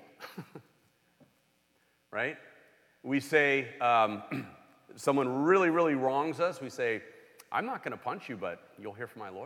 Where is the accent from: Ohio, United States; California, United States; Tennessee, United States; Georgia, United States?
California, United States; Los Angeles; I grew up in Los Angeles